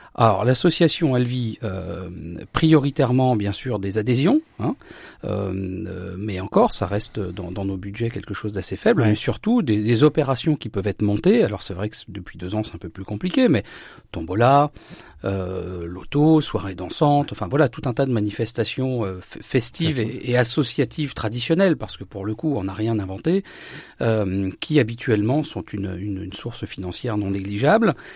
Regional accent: Saint-Hilaire-au-Temple, Grand Est, France; mon village natal, Saint-Hilaire-au-Temple

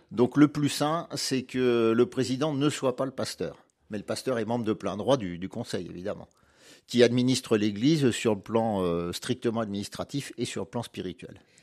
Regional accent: Bourges, Centre-Val de Loire, France; moved away; je suis né à Bourges, pas très loin d'ici.

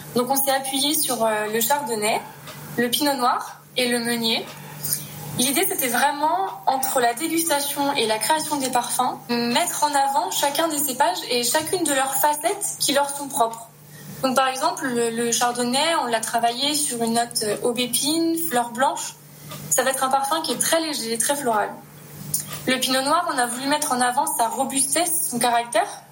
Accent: Le Mesnil-sur-Oger, Grand Est, France; moved away as an adult; also born or lived in Paris; now in Grasse, France; je suis née en Champagne, j'ai grandi en Champagne, au Ménil-sur-Auger, où, euh, j'ai fait toute ma scolarité

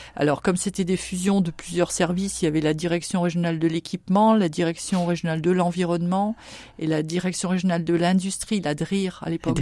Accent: Saint-Avold, Grand Est, France; moved away as an adult; now in Châlons-en-Champagne, France; Je viens de Saint-Avold en Moselle. Mon mari, mes enfants sont nés là-bas. Nous sommes euh, tous de là-bas et nous sommes venus en 99, en oui, 1999.

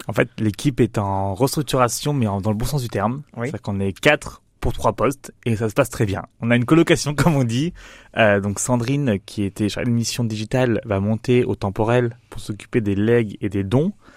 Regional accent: Nice, Provence-Alpes-Côte d'Azur, France; moved away as an adult; also born or lived in Paris; now in Châlons-en-Champagne, France; J'ai grandi à Nice

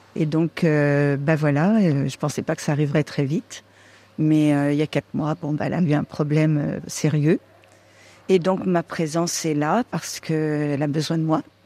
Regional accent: Vendée, Pays de la Loire, France; j'arrive de la Vendée parce que je suis vendéenne. Donc je viens de la Vendée

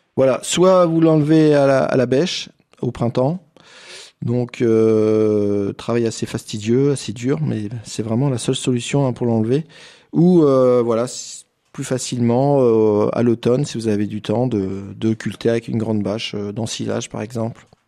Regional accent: Ardèche, Auvergne-Rhône-Alpes, France; chez nous en Ardèche.

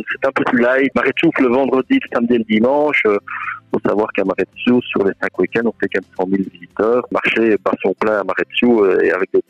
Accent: Belgium; il y a une belle évolution chez nous en Wallonie et en Flandre, euh, en Belgique

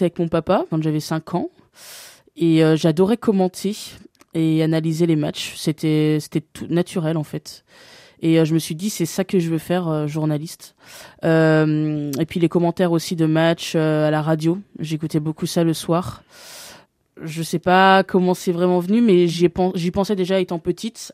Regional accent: Bourg-en-Bresse, Auvergne-Rhône-Alpes, France; moved away as an adult; now in Paris, France; J'ai grandi euh, durant 16 ans au quartier du Pont des Chèvres euh, à Bourg-en-Bresse

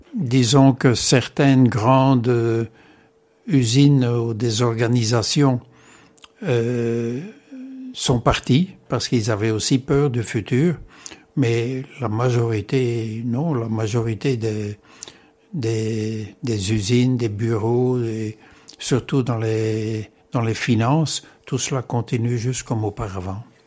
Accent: Comines, Wallonia, Belgium; moved away as an adult; now in Hong Kong; je suis né à Comines et j'ai vécu toute mon enfance et ma jeunesse à Comines

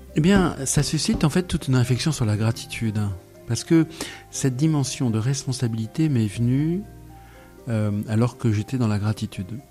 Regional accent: France; Je suis né en France en 1963.

